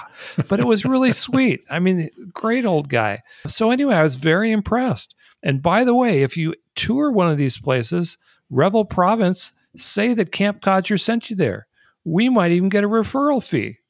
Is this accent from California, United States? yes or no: no; Colorado Springs, Colorado, United States; they've got one in my hometown